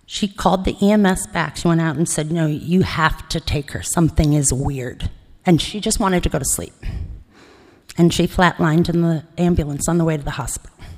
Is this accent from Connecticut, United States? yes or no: no; Cleveland, Ohio, United States; also born or lived in Ithaca, New York; now in Los Angeles, United States; So I grew up in Cleveland, Ohio, or spent my formative years in Ohio